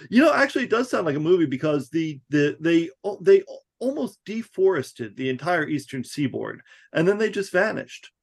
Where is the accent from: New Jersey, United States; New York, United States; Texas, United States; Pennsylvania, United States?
New Jersey, United States; I grew up in New Jersey in like the woods. Like it was a real rural community.